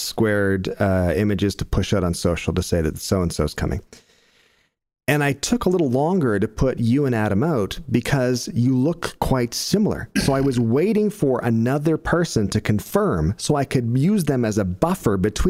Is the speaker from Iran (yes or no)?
no; Stratford, Ontario, Canada; in my hometown